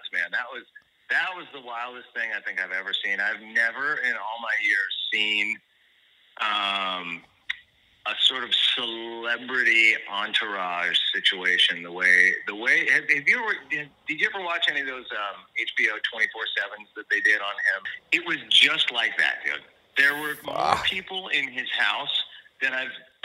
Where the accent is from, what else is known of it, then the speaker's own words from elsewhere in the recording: Santa Barbara, California, United States; also born or lived in Los Angeles; I grew up in Santa Barbara. I moved out down to L.A. first when I was like about 18.